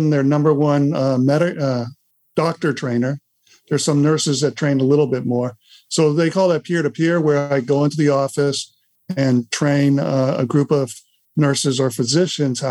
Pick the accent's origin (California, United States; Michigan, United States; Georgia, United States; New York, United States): California, United States; Los Angeles; moved away as an adult; now in Santa Rosa Beach, United States; I live in Santa Rosa Beach, Florida, which is in the Panhandle. And I grew up in Los Angeles, moved to Florida about 16, 17 years ago.